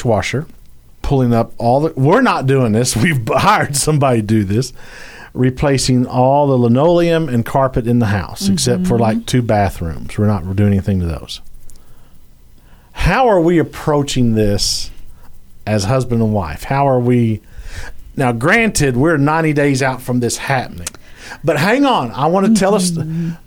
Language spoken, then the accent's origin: English; Louisiana, United States; I'm from Louisiana, so I say the word holler.